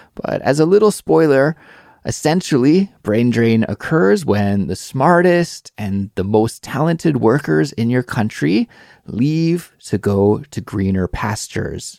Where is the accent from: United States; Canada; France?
Canada; now in South Korea; I'm Canadian